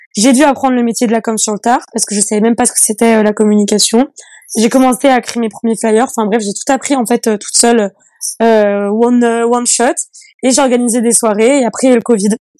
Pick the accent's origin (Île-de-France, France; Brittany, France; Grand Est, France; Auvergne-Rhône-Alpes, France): Auvergne-Rhône-Alpes, France; Annecy; je viens d'une petite commune qui s'appelle, euh, enfin d'une petite ville qui s'appelle Annecy c'est en Haute-Savoie